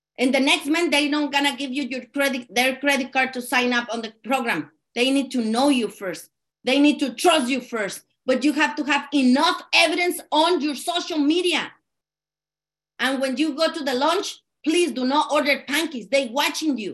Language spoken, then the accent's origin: English; Mexico; English is a second language; also born or lived in California; now in Arizona, United States; And I'm from California, but actually I'm from Mexico